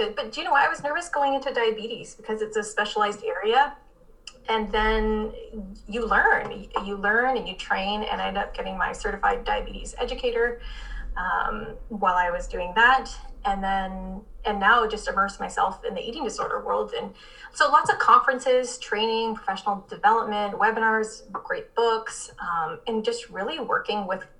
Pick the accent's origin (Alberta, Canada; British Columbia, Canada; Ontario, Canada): Ontario, Canada; Barrie; moved away as an adult; now in Windsor, Canada; I'm actually from Barrie, so north of Toronto.